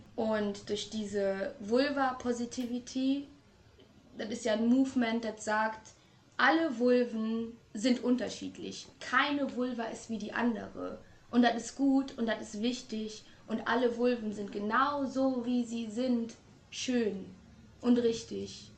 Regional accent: Trier, Rhineland-Palatinate, Germany; now in Hamburg, Germany; Gebürtig komme ich eigentlich aus Trier, aber ich lebe in Hamburg

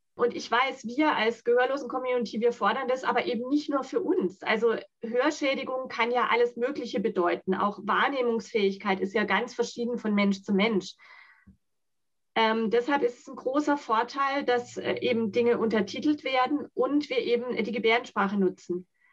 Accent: Germany; first language Sign language; German is a second language; ich bin in Deutschland geboren.

